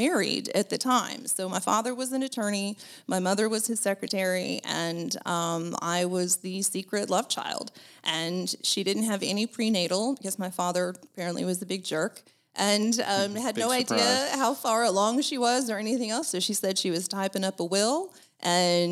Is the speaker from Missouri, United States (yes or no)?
yes; Kansas City, Missouri, United States; also born or lived in Chicago; I'm not from Chicago. I'm from Kansas City